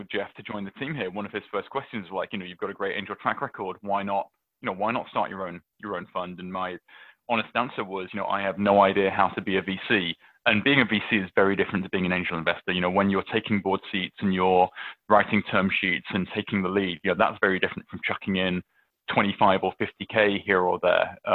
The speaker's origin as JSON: {"language": "English", "country": "United Kingdom", "moved": "yes", "said": "I, I'm I'm British. I will always be British. I, lo- I love going back"}